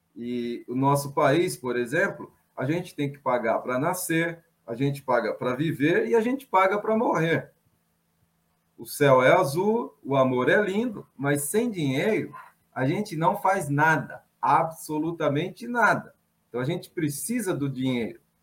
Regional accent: São Paulo, Brazil; Sou paulistano, tenho 59 anos

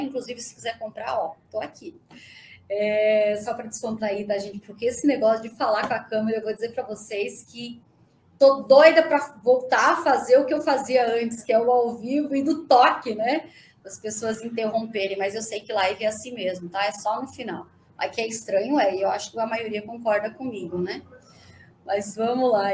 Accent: Santa Catarina, Brazil; moved away; also born or lived in Joinville; Eu, eu morava em Santa Catarina, eu sou de Santa Catarina, e morava em Joinville

